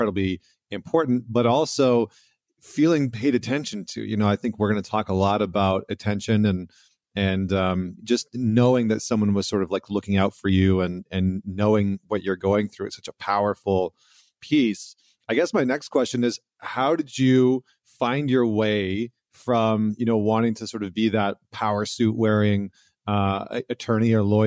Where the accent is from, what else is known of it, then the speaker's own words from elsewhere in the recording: Alberta, Canada; I come from Alberta